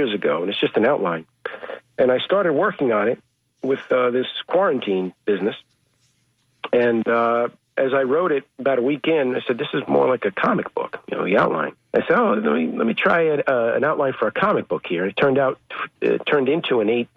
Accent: New York City, New York, United States; English is a second language; also born or lived in Dominican Republic; I'm from New York. Grew up in the Bronx. Was born in the Bronx

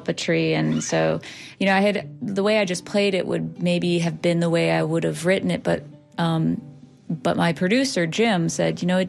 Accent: Ottawa, Ontario, Canada; moved away as an adult; now in St. Petersburg, United States; I owned a coffee shop for 8 years in my hometown of Ottawa

